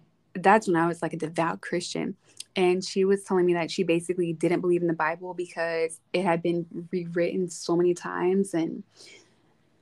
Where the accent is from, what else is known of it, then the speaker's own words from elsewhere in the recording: Arkansas, United States; moved away as an adult; now in Texas, United States; I'm from Arkansas originally